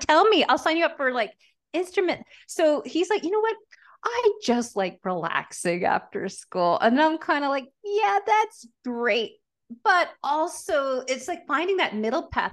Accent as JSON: {"language": "English", "town": "Montreal", "region": "Quebec", "country": "Canada", "tie": "born or raised there", "also_born_or_lived": "Calgary, Alberta / Peru (mother's origin)", "moved": "yes", "lives_now": "Nelson, Canada", "said": "I grew up in Montreal"}